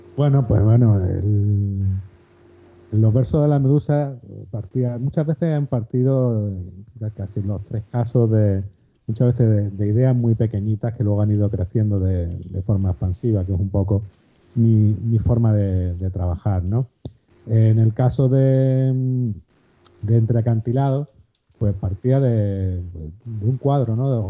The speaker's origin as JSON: {"language": "Spanish", "town": "Málaga", "region": "Andalusia", "country": "Spain", "said": "soy un escritor malagueño, aquí de, una ciudad al, sur de, España"}